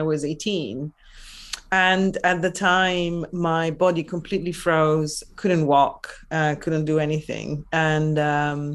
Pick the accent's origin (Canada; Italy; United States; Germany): Italy; Venice area, Veneto; English is a second language; moved away as an adult; now in London, United Kingdom; I'm originally from Italy